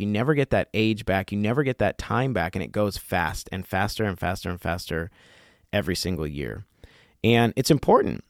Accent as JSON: {"language": "English", "region": "Colorado", "country": "United States", "tie": "born or raised there", "said": "I grew up in Colorado"}